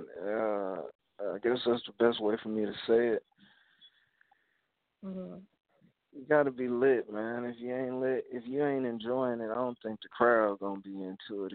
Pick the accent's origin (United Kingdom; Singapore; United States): United States; Alabama; I'm from Alabama